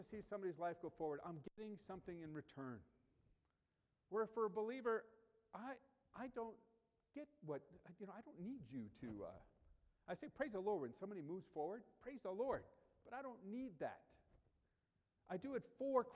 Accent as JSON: {"language": "English", "country": "United States", "said": "growing up in the United States."}